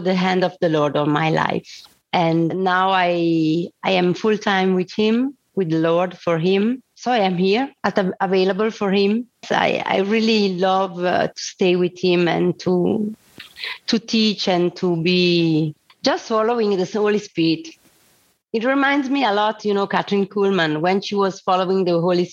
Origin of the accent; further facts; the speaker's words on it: Lugano, Ticino, Switzerland; I was born here in Lugano, Switzerland. So it's the Italian side of the Switzerland. And I grew up, I did the school, and I went to university